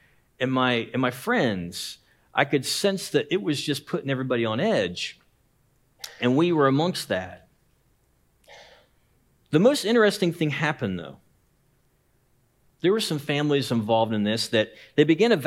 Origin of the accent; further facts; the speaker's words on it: Lancaster, Ohio, United States; my hometown, Lancaster, Ohio